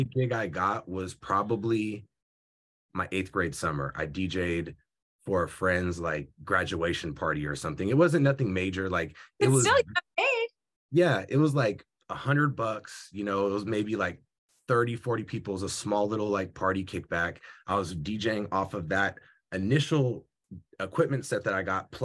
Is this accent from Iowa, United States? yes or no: no; Union City, California, United States; Union City. I was going to the school. Bernard White Middle School